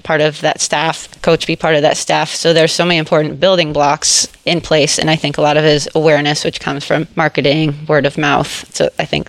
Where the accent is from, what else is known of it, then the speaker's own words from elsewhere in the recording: North Vancouver, British Columbia, Canada; also born or lived in Zimbabwe / Chicago; I moved to North Vancouver when I was 3